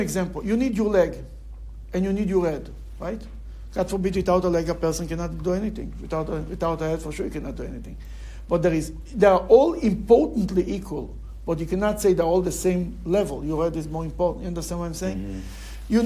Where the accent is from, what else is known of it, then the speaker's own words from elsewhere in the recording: Bnei Brak, Tel Aviv District, Israel; now in Cleveland, United States; I remember when I grew up in Bnei Brak